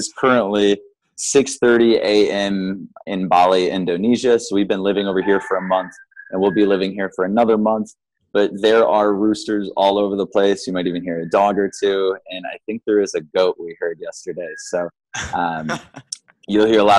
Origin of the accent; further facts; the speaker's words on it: Midwest, United States; born and raised in the Midwest